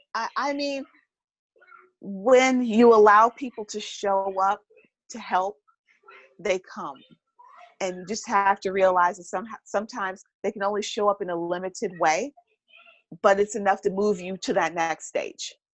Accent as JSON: {"language": "English", "town": "Milwaukee", "region": "Wisconsin", "country": "United States", "moved": "as an adult", "said": "I hail from Milwaukee, Wisconsin, even though I haven't been there most of my adult life"}